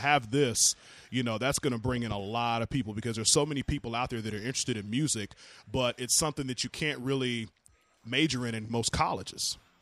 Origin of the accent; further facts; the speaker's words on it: the South, United States; I'm from the South where women have real body parts